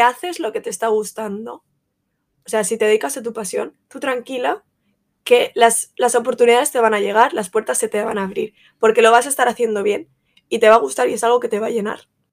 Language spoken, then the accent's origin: Spanish; Valencia, Valencian Community, Spain; como buena valenciana y fallera